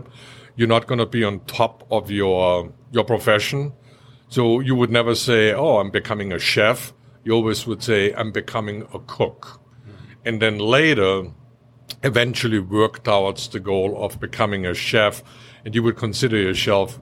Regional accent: Austria; also born or lived in Orlando; now in North Carolina, United States; I grew up in a very small village in Austria

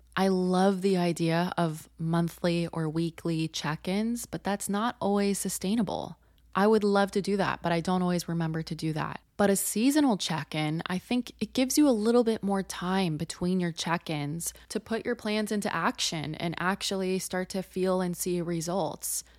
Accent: Southern California, United States; now in New York City, United States; I'm from Southern California

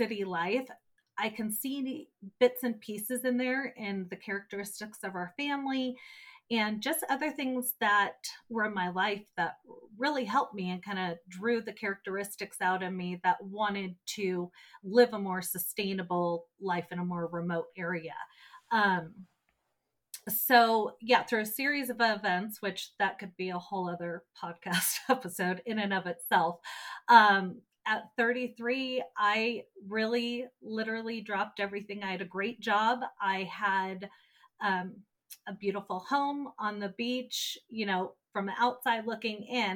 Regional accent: Orange County, Southern California, United States; moved away; I was born and raised in Southern California, down in Orange County

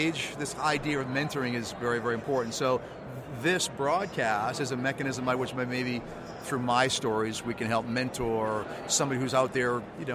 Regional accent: Weymouth, Massachusetts, United States; Weymouth North High School in my hometown of Weymouth

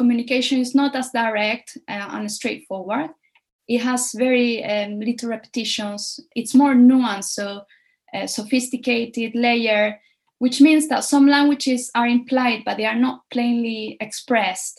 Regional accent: Almería, Andalusia, Spain; moved away as an adult; also born or lived in Madrid, Spain; now in United Kingdom; moving away from my hometown in Almeria in Spain to study translation and interpreting in Madrid

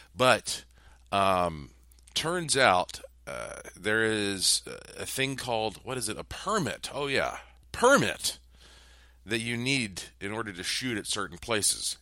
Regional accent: North Carolina, United States; moved away; I grew up in North Carolina

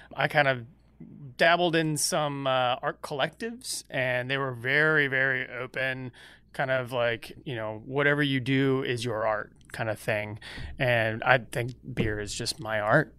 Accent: Georgia, United States; I'm from Georgia

